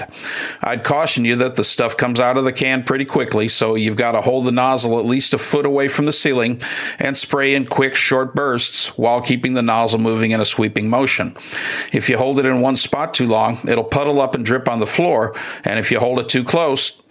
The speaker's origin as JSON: {"language": "English", "region": "Midwest", "country": "United States", "tie": "born or raised there", "moved": "yes", "said": "I grew up in the Midwest"}